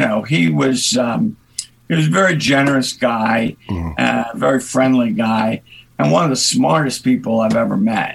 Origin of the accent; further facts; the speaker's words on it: Pittsburgh, Pennsylvania, United States; I was from Pittsburgh, I knew a lot of actors in Pittsburgh